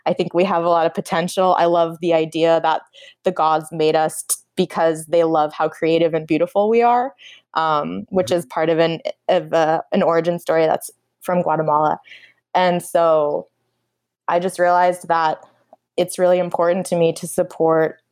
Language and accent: English; Napa Valley, California, United States; also born or lived in Bangalore, India; I'm from the Napa Valley, which is the indigenous Wapo territory in Central California.